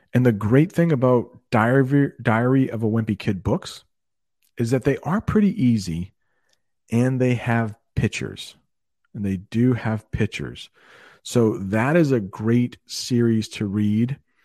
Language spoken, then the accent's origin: English; Maine, United States; moved away as an adult; also born or lived in Alabama; I am from Maine. That's a northern state